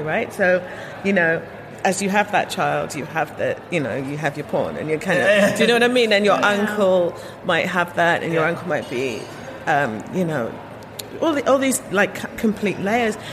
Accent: London, United Kingdom; I'm second generation. I was born in in the, in Britain, so I was born in London

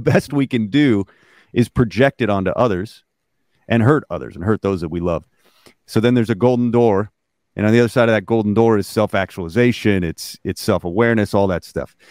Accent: Alaska, United States; I, was born and raised in Alaska

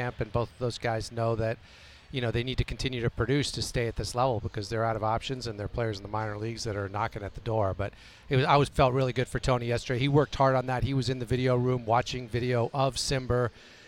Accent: Mexico; moved away; I grew up in Mexico. I was born there. I have Mexican nationality.

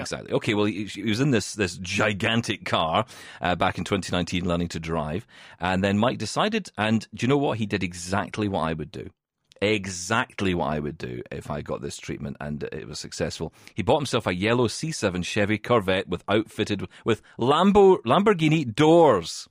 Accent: Scotland, United Kingdom; I'm from Scotland and we call it Irvine

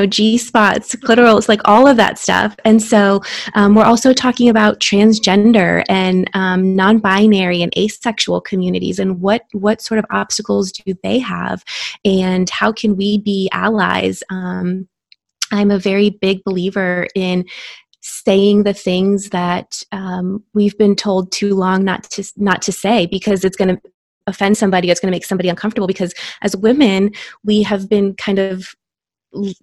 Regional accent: Florida, United States; now in Texas, United States; I am a board certified OBGYN in Texas, but I was born and raised in Florida

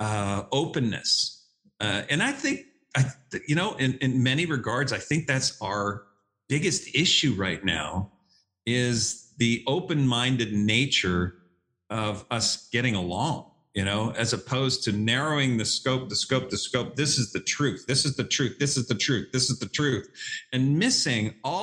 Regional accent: Canada; now in Dallas, United States; I'm a Canadian who met a Texas gal. I live in Dallas

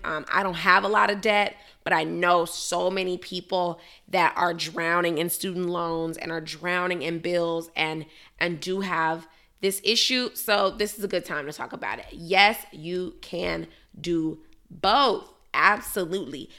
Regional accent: Chicago, Illinois, United States; now in Miami, United States; my hometown, Chicago, Illinois

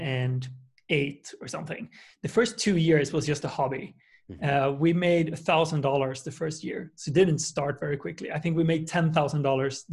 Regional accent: Sweden; I'm from a small town in Sweden with 125,000 people.

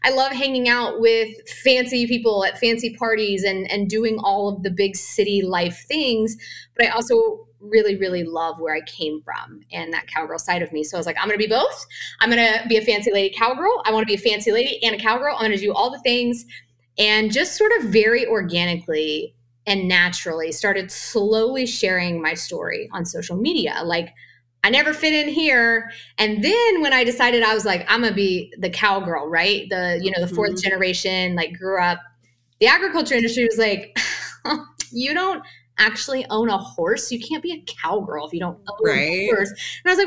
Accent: Tonganoxie, Kansas, United States; moved away as an adult; I grew up in Tonganoxie, Kansas.

